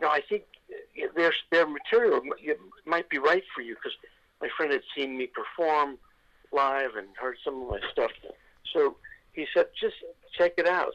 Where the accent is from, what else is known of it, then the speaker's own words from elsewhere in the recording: New York City, New York, United States; moved away; growing up in New York